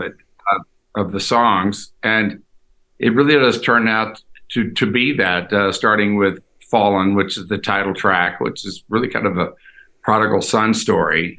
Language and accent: English; Houston, Texas, United States; moved away; also born or lived in Los Angeles; I grew up in Houston